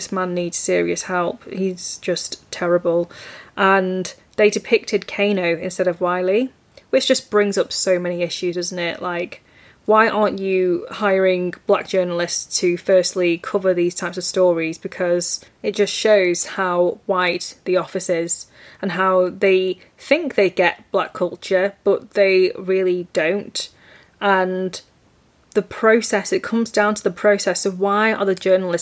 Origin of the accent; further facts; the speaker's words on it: United Kingdom; my life as a British-born Chinese person